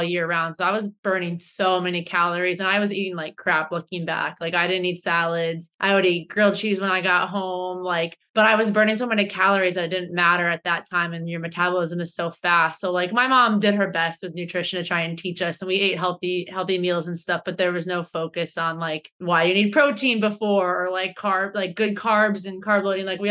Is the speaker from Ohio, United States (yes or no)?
yes; Ohio, United States; moved away as an adult; now in Boston, United States; I live in Boston, Massachusetts, USA. I'm originally from Ohio.